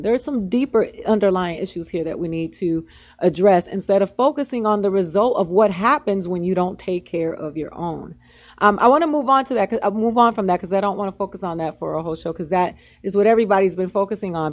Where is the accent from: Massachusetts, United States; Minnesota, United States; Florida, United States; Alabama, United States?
Florida, United States; Miami; I come from Miami where we did riot